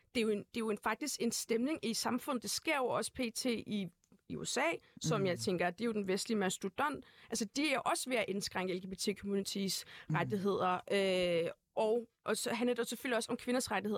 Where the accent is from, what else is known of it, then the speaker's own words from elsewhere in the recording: Brøndby, Capital Region of Denmark, Denmark; also born or lived in Uganda; Jeg født og opvokset i Brøndby Vester